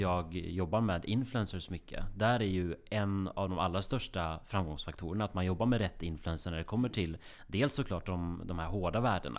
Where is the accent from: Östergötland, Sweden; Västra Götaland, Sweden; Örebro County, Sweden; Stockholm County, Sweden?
Västra Götaland, Sweden; Grästorp; moved away; runt i kvarteret i Grästorp där jag är uppvuxen. I Västergötland, 6000 invånare. Jag flydde så fort jag kunde därifrån.